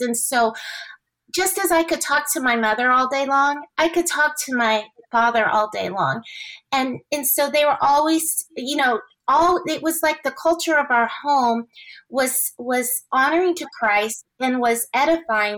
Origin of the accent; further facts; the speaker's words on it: Houston, Texas, United States; i grew up in the city of houston